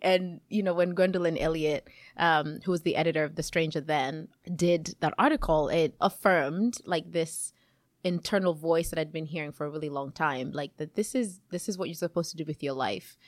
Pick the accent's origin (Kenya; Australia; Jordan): Kenya; moved away as an adult; also born or lived in Chicago, United States / Seattle, United States; now in Yakima, United States; I was born in Kenya, um, and I moved to the U S about almost twenty-two years ago